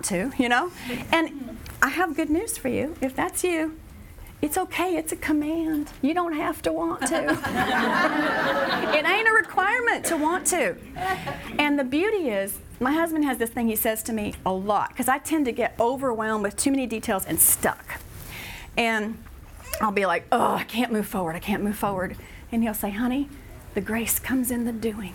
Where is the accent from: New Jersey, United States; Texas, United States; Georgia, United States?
Texas, United States; I'm from Texas, so it's coming out